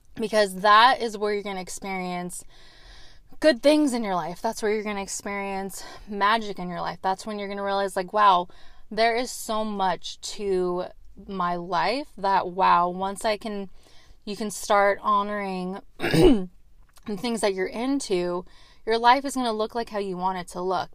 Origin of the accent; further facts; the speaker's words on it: Arizona, United States; moved away; I lived, I grew up in Arizona for a little bit